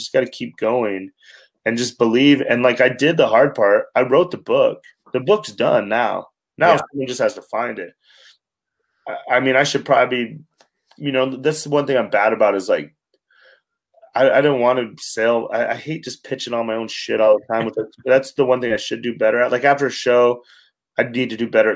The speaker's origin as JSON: {"language": "English", "region": "Wyoming", "country": "United States", "said": "I'm a kid from Wyoming."}